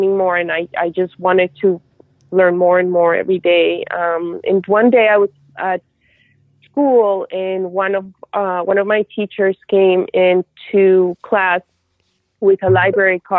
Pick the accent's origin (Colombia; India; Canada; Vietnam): Colombia; moved away; also born or lived in Houston; I'm from Colombia originally